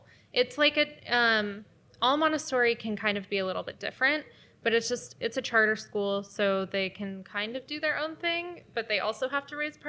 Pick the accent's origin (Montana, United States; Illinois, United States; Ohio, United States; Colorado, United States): Colorado, United States; Denver; Anyway, and I'm from Denver, Colorado.